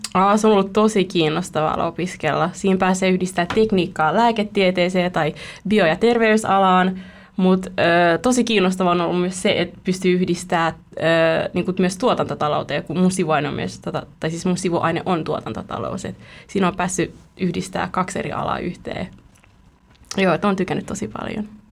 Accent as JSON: {"language": "Finnish", "country": "Vietnam", "moved": "yes", "lives_now": "Espoo, Finland", "said": "olen vietnamilainen"}